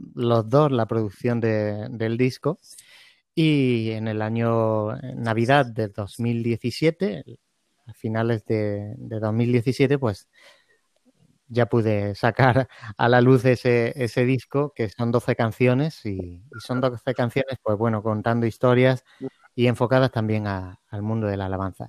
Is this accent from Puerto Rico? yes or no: no; Andalusia, Spain; somos una tierra, eh, o sea, de España, en el sur de España, pues tenemos un, carácter muy, muy latino